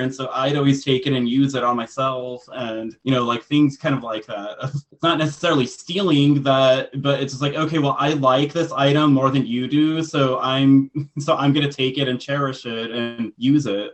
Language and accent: English; United States; am like i am i am American